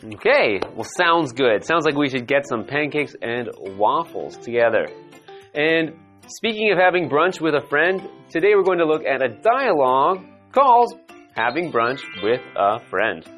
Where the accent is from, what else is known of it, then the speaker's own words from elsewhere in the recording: Vancouver, British Columbia, Canada; my hometown is Vancouver in Canada.